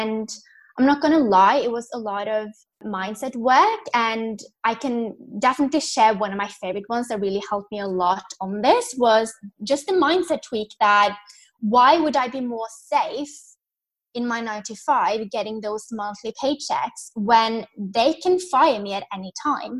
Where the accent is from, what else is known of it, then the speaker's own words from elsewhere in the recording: Norway; moved away as an adult; also born or lived in London; I'm from Norway, born and raised